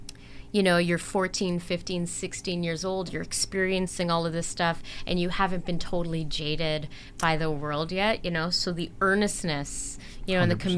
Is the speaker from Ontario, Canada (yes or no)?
yes; Toronto, Ontario, Canada; I'm from Toronto